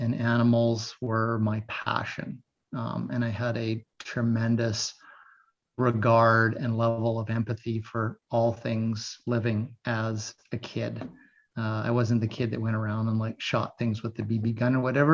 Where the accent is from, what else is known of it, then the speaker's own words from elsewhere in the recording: Cranbrook, British Columbia, Canada; my grandfather brought to me at the hospital in Cranbrook on Christmas morning